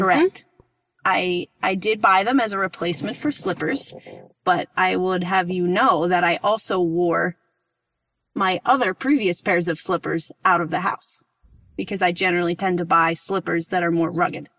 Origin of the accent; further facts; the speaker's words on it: Rockland County, New York, United States; now in Portland, United States; Right outside the city, in the suburb, um, it's in Rockland County.